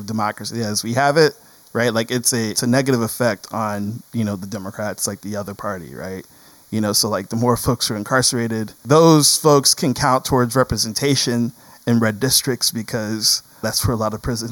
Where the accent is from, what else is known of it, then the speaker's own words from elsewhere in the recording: Mansfield, Ohio, United States; my hometown of Mansfield, Ohio